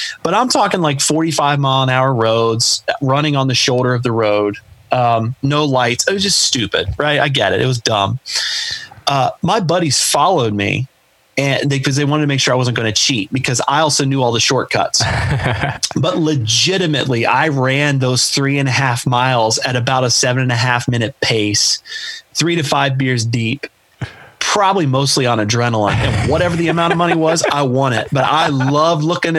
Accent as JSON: {"language": "English", "town": "Chillicothe", "region": "Ohio", "country": "United States", "tie": "born or raised there", "lives_now": "Columbus, United States", "said": "my hometown of Chillicothe, Ohio"}